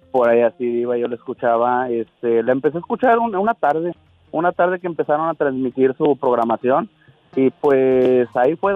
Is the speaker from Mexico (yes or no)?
yes; Martínez de la Torre, Veracruz, Mexico; now in Montreal, Canada; De, Montreal, Canadá. … soy originario de Martínez de la Torre, Veracruz.